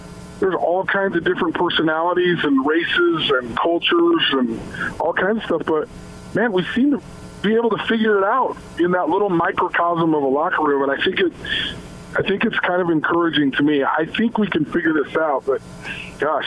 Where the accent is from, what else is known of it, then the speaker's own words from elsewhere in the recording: Salt Lake City, Utah, United States; I was from Salt Lake